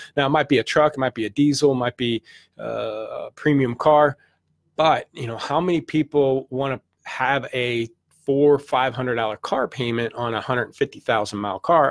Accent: St. Louis, Missouri, United States; I'm from the Midwest, Saint Louis, did my car career in Saint Louis, eight years

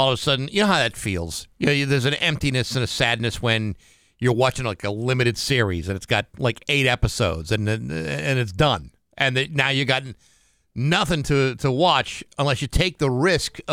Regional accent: Rehoboth, Massachusetts, United States; moved away as an adult; my hometown of Rehoboth, Massachusetts

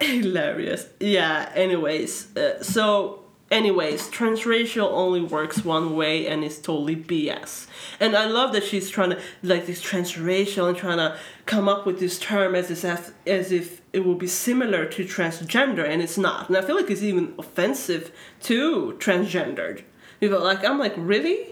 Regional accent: Sweden; moved away; I am born and raised here

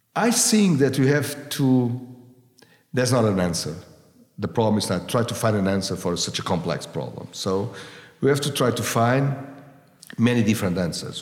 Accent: Lisbon, Portugal; now I'm from Lisbon

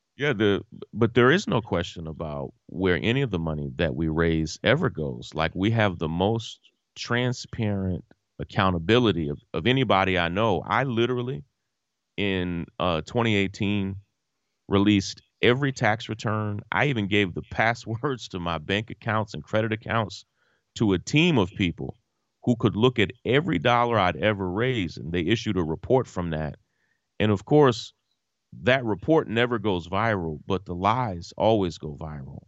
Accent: Versailles, Kentucky, United States; my family and I grew up with Kenny's family in Versailles. I'm from Kentucky

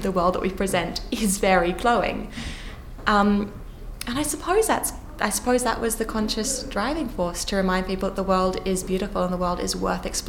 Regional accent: Australia; moved away as an adult; now in London, United Kingdom; growing up in Australia

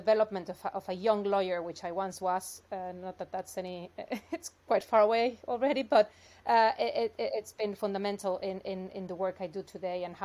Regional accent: Mexico; moved away as an adult; also born or lived in New York, United States; I'm originally from Mexico, so I studied law there and worked in corporate law for a few years. Then I went to the U.S. to do a master's and stayed working in New York

